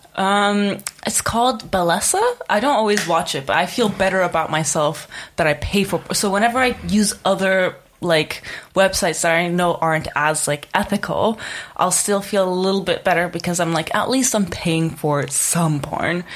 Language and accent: English; Czechia; moved away as an adult; I was born and raised in Czech Republic.